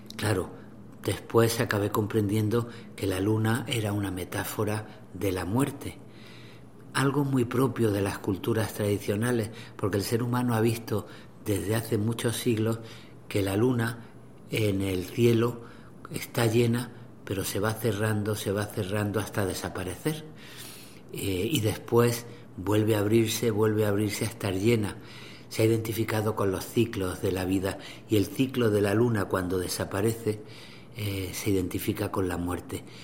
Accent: Granada, Andalusia, Spain; yo nací en Granada, la ciudad de Federico García Lorca.

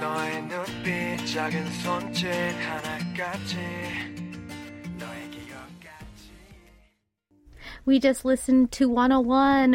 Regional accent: Southern California, United States; where I grew up in California, Southern California, it was all like indoor malls

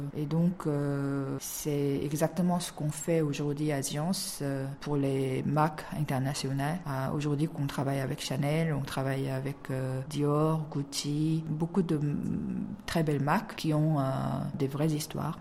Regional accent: South Korea; French is a second language; j'ai appris le français euh, dans mon université en Corée

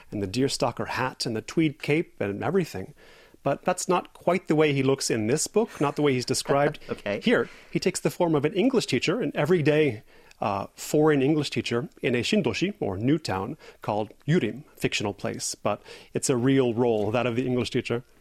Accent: United States; moved away as an adult; also born or lived in Los Angeles, United States; now in Korea; I'm American. I'm not Korean. I moved here eight years ago. I moved here from Los Angeles' Koreatown, in fact. Uh, so I got a little bit of grounding in Korean culture before I came.

